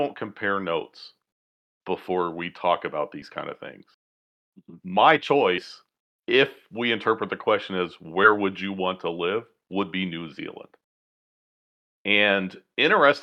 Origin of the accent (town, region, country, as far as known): United States; accent: American